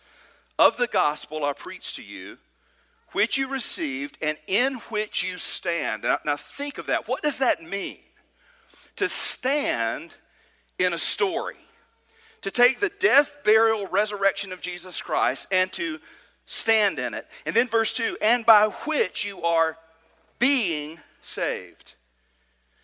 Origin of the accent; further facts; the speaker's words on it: Trinity, Alabama, United States; I grew up in Trinity, Alabama, just outside of Decatur